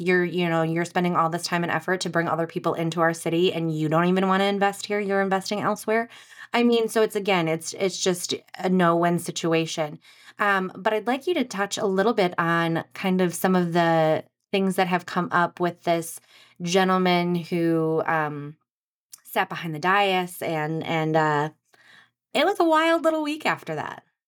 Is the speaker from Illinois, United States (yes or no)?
no; Anoka, Minnesota, United States; I'm from Anoka.